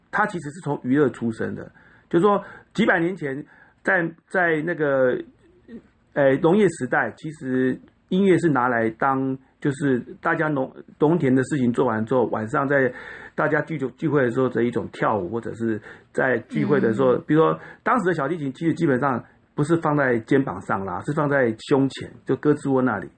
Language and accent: Chinese; Taichung, Taiwan; 因为我在台中长大，我们台中就是在光复国小跟双十国中